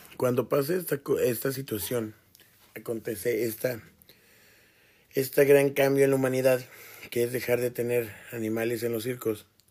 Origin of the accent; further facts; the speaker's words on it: Toluca, State of Mexico, Mexico; now in Ciudad Juárez, Mexico; yo crecí en Toluca, eh, en el Estado de México